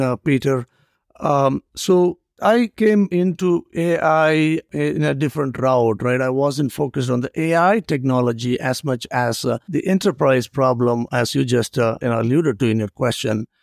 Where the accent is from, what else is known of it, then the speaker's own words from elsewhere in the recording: India; moved away; I grew up in India